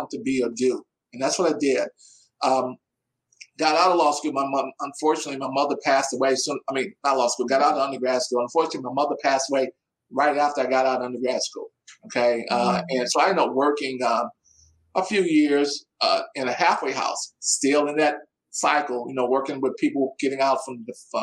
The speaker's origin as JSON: {"language": "English", "region": "Midwest", "country": "United States", "said": "I'm from the Midwest, so I say ma'am a lot."}